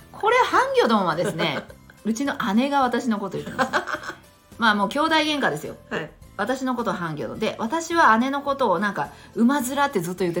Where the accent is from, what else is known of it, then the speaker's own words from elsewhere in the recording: Kyushu, Japan; 明海の沿岸なんですよ。おおのりですね。